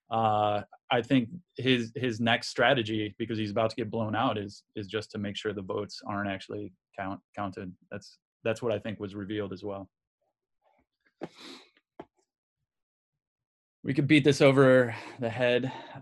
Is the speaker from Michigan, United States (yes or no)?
yes; Michigan, United States; I grew up in Michigan